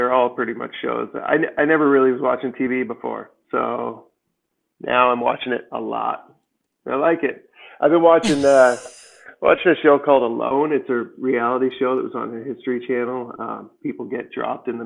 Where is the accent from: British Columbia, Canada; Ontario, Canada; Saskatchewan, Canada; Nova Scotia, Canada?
Ontario, Canada; Peterborough; moved away as an adult; also born or lived in United States; I'm in just a couple hours outside of Toronto in Peterborough, Ontario, where I was born, basically my hometown.